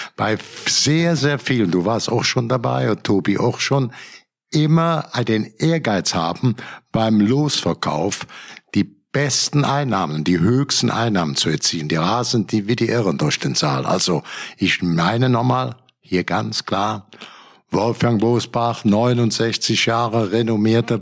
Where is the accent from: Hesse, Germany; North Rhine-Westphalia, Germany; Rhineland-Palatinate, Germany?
North Rhine-Westphalia, Germany; Cologne area; ich komme aus dem Köl vom Kölner Land, äh, zehn Kilometer vom Kölner Dom.